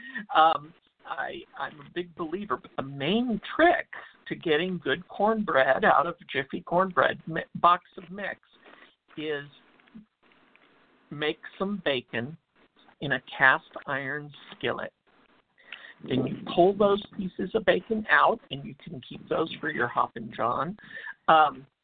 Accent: Texas, United States; I'm from Texas where it's black-eyed peas

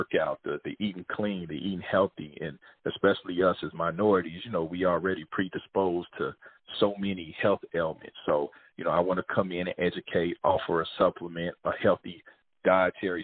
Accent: Kansas City, Missouri, United States; I grew up in Kansas City, Missouri

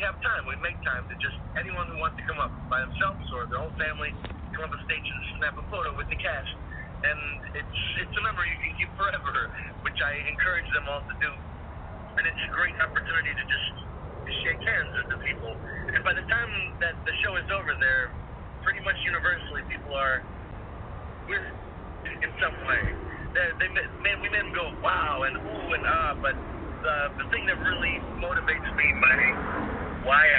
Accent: New York, United States; I grew up near New York City wanting to be in a Broadway show.

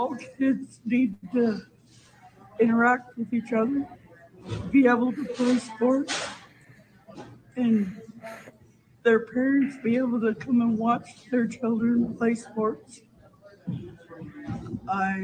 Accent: Tyendinaga Mohawk Territory, Ontario, Canada; I come from Tandanega Mohawk Territory

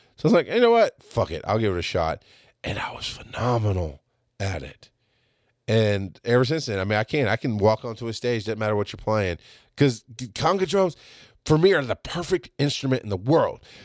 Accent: the South, United States; I'm from the South

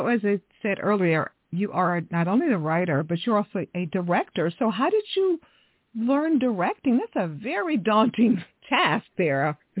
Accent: Houston, Texas, United States; moved away; also born or lived in Dallas, Texas / Long Beach; I'm from Texas also, so we got two Texas girls. Yeah. I was born in Dallas, raised in Houston.

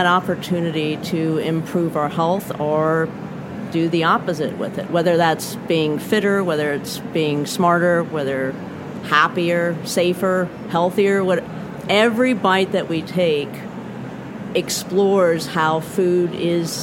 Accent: Chicago, Illinois, United States; moved away as an adult; now in Portland, United States; Portland, Oregon right now, but I am actually from Chicago

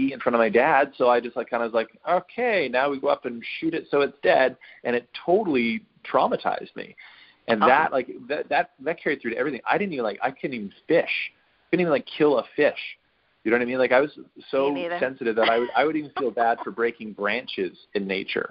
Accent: Western Canada, Canada; I grew up in Western Canada

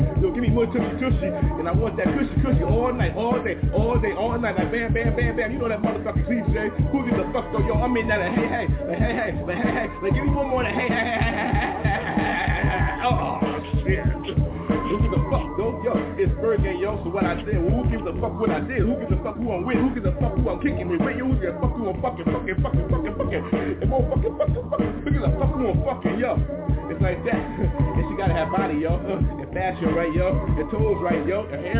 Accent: East Coast, United States; now in California, United States; I'm from the East Coast, yo, loving California, though.

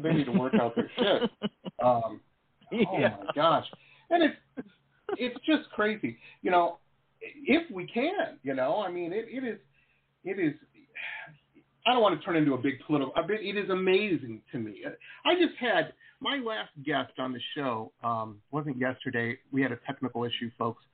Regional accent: Detroit, Michigan, United States; moved away as an adult; also born or lived in Boston / California; now in Fort Lauderdale, United States; I grew up in Detroit, with school in Boston, and then moved out to California

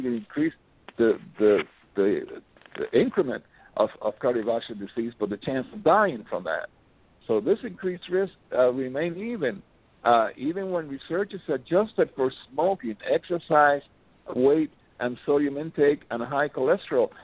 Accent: Miami, Florida, United States; I'm from Miami

